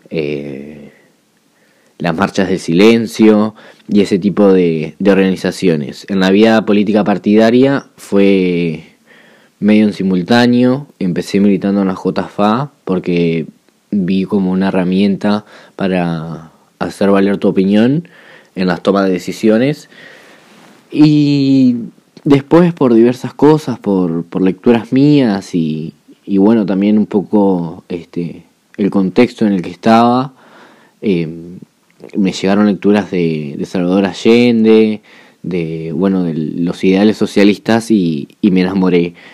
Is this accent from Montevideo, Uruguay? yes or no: no; Juan Lacaze, Colonia, Uruguay; now in Colonia del Sacramento, Uruguay; vivo en Colonia de Sacramento, pero en realidad soy nacido y criado en Juan Lacase, eh, un pueblo de lucha, un pueblo de resistencia